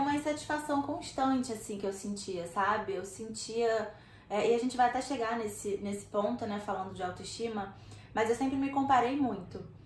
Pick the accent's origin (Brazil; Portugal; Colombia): Brazil; Rio de Janeiro; eu sou do Rio de Janeiro